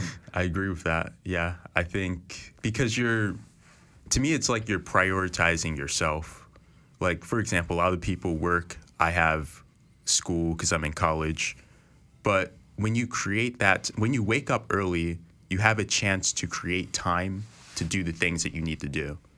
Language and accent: English; Philadelphia, Pennsylvania, United States; I'm from Philadelphia, so I went to a school called Central High School